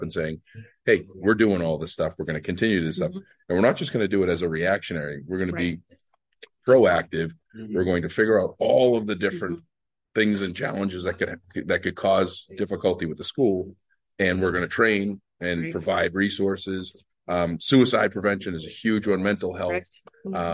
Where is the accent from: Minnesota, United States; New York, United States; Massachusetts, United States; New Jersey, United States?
Massachusetts, United States; Boston; I'm from Boston